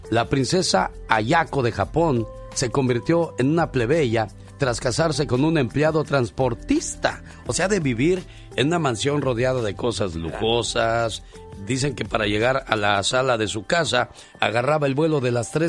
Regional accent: San Luis Potosí, Mexico; moved away; un día salí de San Luis Potosí, México

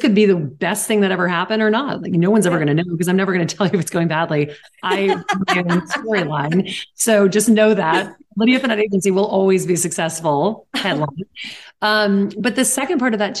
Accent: Louisiana, United States; now in New York, United States; I'm from Louisiana

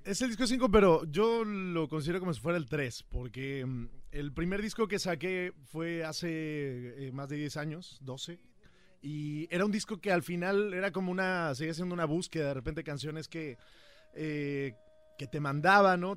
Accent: Huamantla, Tlaxcala, Mexico; Yo vengo de Tlaxcala, como lo hablábamos, de un pueblo pequeño que se llama Huamantla, y crecí ahí escuchando todas esas canciones

